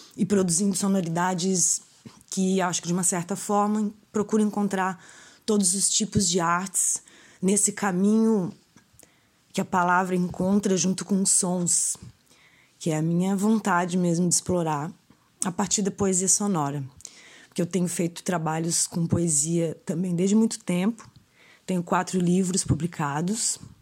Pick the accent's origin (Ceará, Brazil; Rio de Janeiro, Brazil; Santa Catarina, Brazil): Santa Catarina, Brazil; Florianópolis; also born or lived in Araranguá, Santa Catarina; Eu nasci em Araranguá, Santa Catarina, mas resido em Florianópolis já desde pequena.